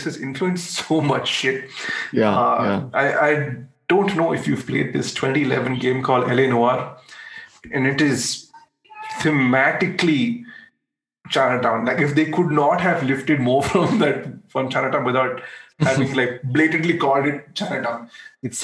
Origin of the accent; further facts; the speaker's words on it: India; we as an Indian audience